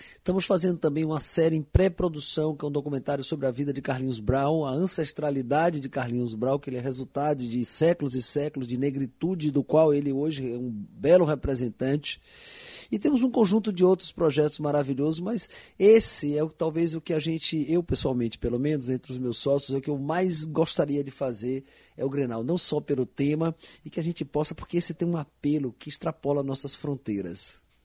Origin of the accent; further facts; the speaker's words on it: Bahia, Brazil; parece minha Bahia